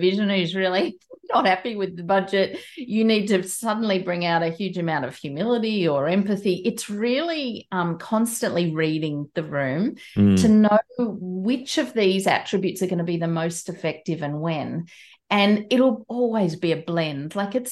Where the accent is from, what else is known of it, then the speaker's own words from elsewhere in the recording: Australia; I'm Australian, I'm not a New Zealander.